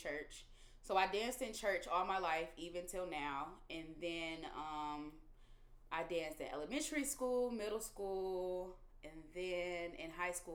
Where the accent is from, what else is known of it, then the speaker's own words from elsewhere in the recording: Detroit, Michigan, United States; moved away as an adult; now in Los Angeles, United States; from Detroit, Michigan, the east side of Detroit to be exact. I don't think I've lived on the west side ever in my life.